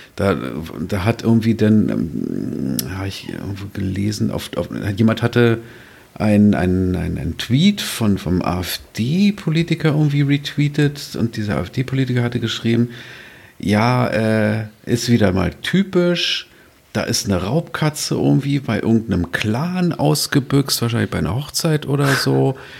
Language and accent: German; Berlin, Germany; als Großstädter, als Berliner